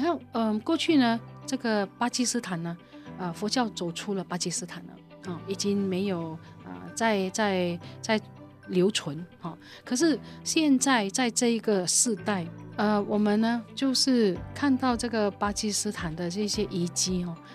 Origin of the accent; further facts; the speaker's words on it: Malaysia; also born or lived in Taiwan; 我们今天马来西亚如果说没有保存母语的文化、嗯、母语的这个教育的话，我们会变成什么呢？黄皮白心。